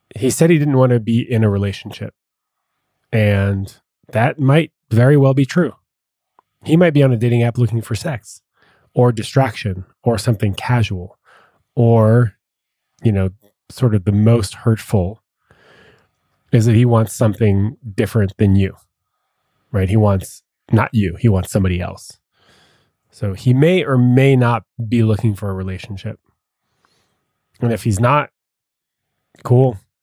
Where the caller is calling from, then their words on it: Massachusetts, United States; I'm calling from Massachusetts